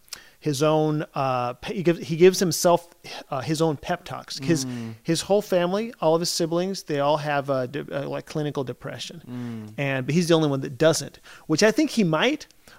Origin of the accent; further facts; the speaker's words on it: Chile; For those of you who don't know, I grew up in Chile. I grew up as a missionary in Chile. So we moved there in 1976.